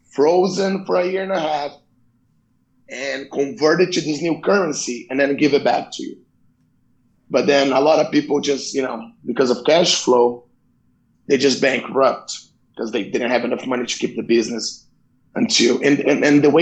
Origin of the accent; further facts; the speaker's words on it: Brazil; moved away; what was it like growing up in Brazil? Um. Well, we had two parts um, the first part, probably until I was like maybe 12, 13, 14 years old, was really good because my dad, he, you know, we live in a middle class family.